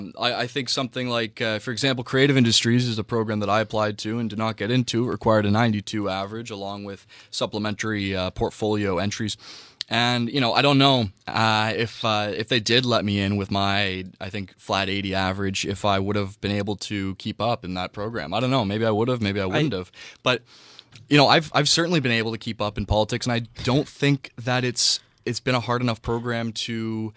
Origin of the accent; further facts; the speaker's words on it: Whitby, Ontario, Canada; moved away as an adult; now in Toronto, Canada; I'm from Whitby.